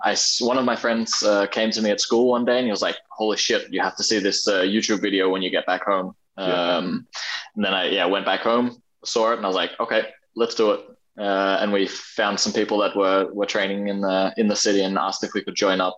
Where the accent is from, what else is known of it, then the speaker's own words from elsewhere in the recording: Australia; now in Denmark; I grew up in Australia pretty much completely, but I think I've never had the sort of the most Australian accent. And then after living 11 years back in Denmark, I kind of meld my accent a little bit